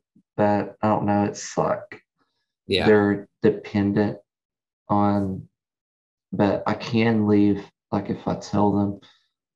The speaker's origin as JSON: {"language": "English", "town": "Cleveland", "region": "Tennessee", "country": "United States", "tie": "born or raised there", "said": "I grew up in Cleveland, Tennessee"}